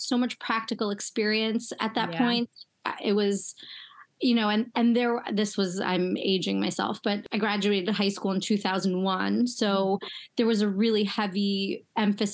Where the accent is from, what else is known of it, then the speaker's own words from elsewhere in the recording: United States; I grew up right outside Manhattan and I would take the train in to the city every day